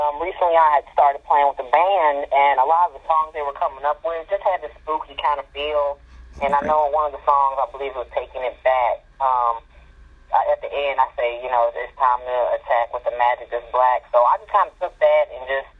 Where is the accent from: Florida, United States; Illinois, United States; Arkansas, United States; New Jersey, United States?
Illinois, United States; Chicago; I'm from Chicago.